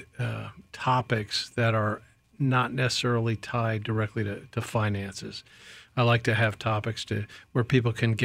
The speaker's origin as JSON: {"language": "English", "town": "Kingston", "region": "New York", "country": "United States", "tie": "born or raised there", "said": "I grew up in New York, about 100 miles north of New York City, a city called Kingston"}